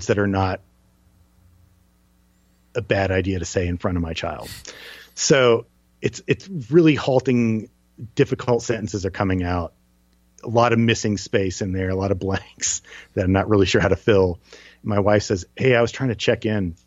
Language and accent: English; New Jersey, United States; I'm from New Jersey